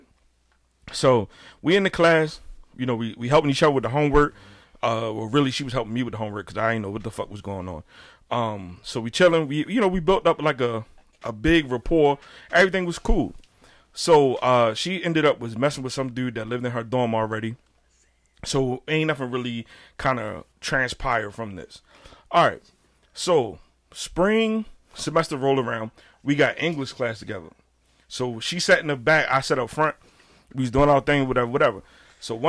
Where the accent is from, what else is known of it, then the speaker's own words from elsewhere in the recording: Baltimore, Maryland, United States; my ignorant ass from West Baltimore